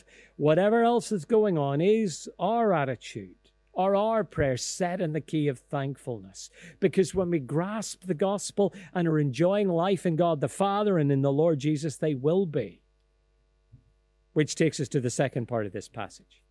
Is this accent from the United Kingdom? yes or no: yes; Lisburn, Northern Ireland, United Kingdom; I grew up in Elmwood Presbyterian Church in Ballymacash on the outskirts of Lisburn